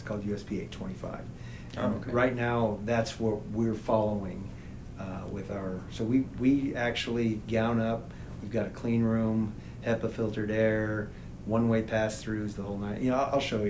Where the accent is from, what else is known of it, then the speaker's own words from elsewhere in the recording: New Mexico, United States; it's funny I'm from New Mexico.